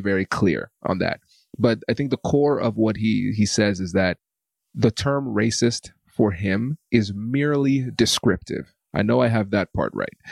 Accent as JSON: {"language": "English", "country": "United States", "tie": "born or raised there", "said": "growing up in America"}